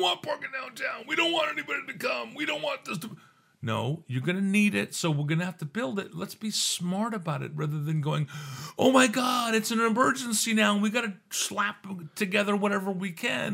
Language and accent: English; Santa Barbara, California, United States; also born or lived in Phoenix, Arizona; I was, you know, born in Phoenix, Arizona, and I grew up out here in the Santa Barbara area